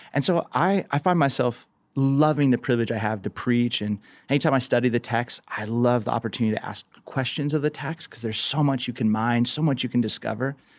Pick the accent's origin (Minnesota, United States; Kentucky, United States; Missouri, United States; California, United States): California, United States; Southern; growing up in Southern California